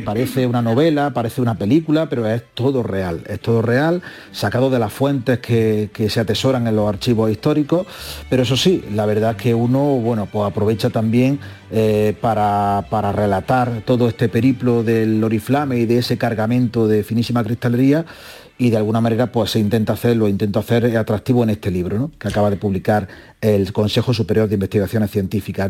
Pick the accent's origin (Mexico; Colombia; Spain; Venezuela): Spain; Úbeda, Andalusia; Úbeda, de donde yo soy natal